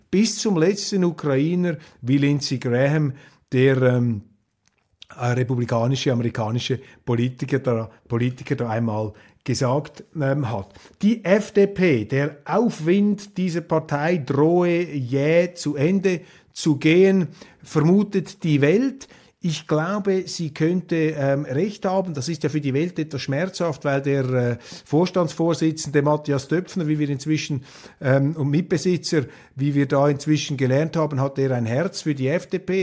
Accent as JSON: {"language": "German", "country": "Switzerland", "said": "als Schweizer"}